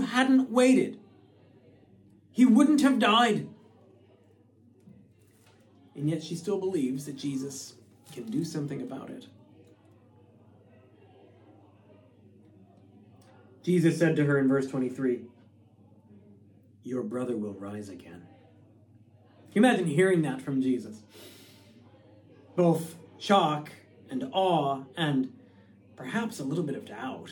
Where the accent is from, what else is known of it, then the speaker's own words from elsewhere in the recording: Connecticut, United States; my home state of Connecticut